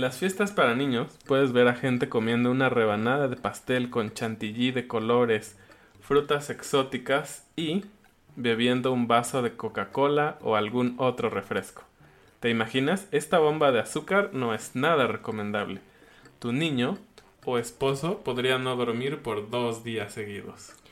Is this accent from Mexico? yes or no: yes; Mexico